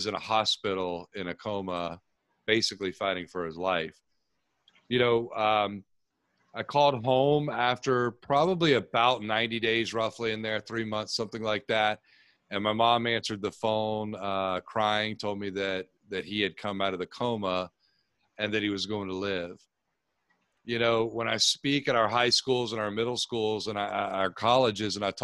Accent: Tampa, Florida, United States; I grew up here in Tampa, Florida, started playing football when I was about 4 years old

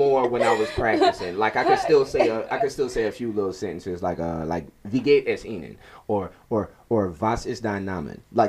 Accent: New Orleans, Louisiana, United States; I'm from New Orleans now.

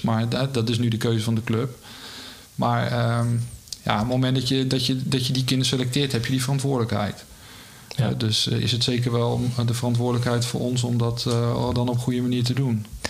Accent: Rotterdam, South Holland, Netherlands; ik ben opgegroeid in Rotterdam en mijn vader nam me mee als vijfjarige, eh, naar de Kuip

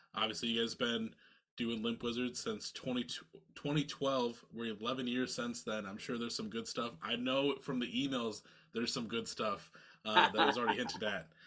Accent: Iowa, United States; now in Minnesota, United States; I'm originally from Iowa, but I live in Minnesota now.

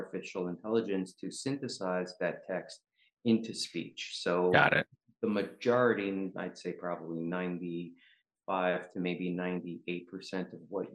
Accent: New York City, New York, United States; also born or lived in Ukraine; I grew up in New York. So I went to a high school called Brooklyn Technical High School

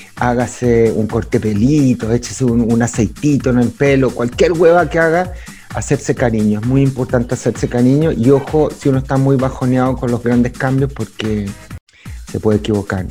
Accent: Chile

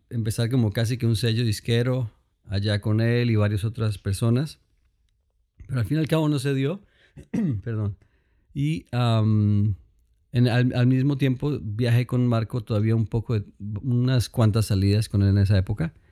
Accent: Cali, Valle del Cauca, Colombia; soy colombiano, ah, soy de Cali, Colombia, y ah, crecí en la iglesia.

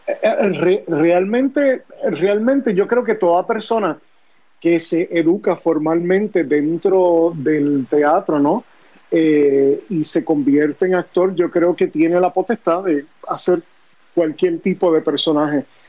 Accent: Añasco, Puerto Rico; also born or lived in New York; Yo nací en Nueva York, eh, pero desde muy niño me fui para Añasco, Puerto Rico. Eh, y ahí pues básicamente me crié en Añasco

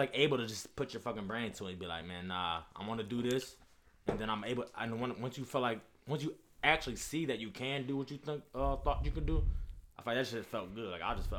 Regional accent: Lorain, Ohio, United States; I grew up on the West Side.

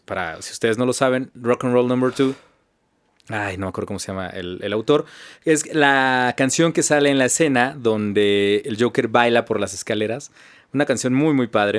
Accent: Mexico

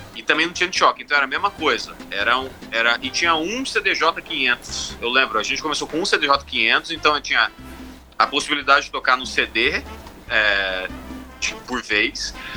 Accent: Sinop, Mato Grosso, Brazil; moved away as an adult; also born or lived in Cuiabá, Mato Grosso; now in Chicago, United States; dos meus 8 até os meus 19, mais ou menos, eu cresci em Sinop

